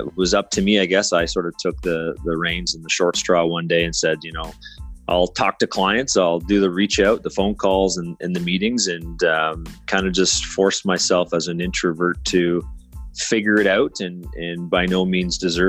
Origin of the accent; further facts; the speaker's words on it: Canada; I'm Canadian